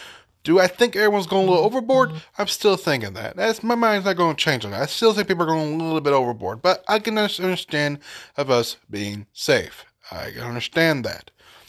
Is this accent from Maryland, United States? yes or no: no; Paducah, Kentucky, United States; We have, in my hometown of Paducah, Kentucky, Sacramento County, we have, I do not know how many hotels